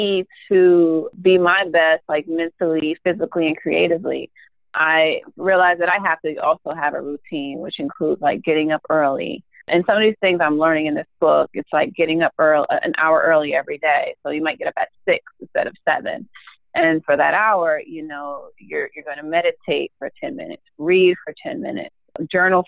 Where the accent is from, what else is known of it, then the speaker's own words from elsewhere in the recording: New York City, New York, United States; I'm a New Yorker